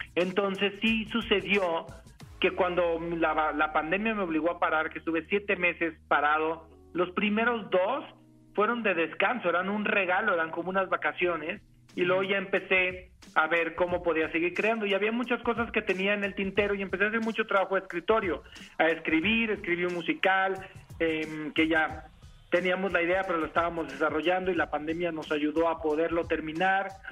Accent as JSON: {"language": "Spanish", "region": "Jalisco", "country": "Mexico", "said": "Yo soy de Jalisco y la verdad del estado Jalisco tiene un lugar en mi corazón."}